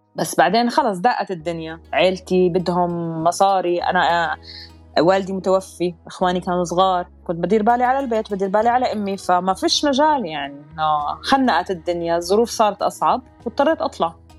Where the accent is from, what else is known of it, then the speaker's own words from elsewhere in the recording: Amman, Amman Governorate, Jordan; moved away as an adult; also born or lived in Abu Dhabi, United Arab Emirates; now in Dubai, United Arab Emirates; أنا انولدت بالإمارات بأبو ظبي كان عمري 15 يوم أهلي نزلوا على الأردن فأنا تربيت بعمان ضليت بالأردن آه، لحد ما كان عمري 30 ونقلت هون على الإمارات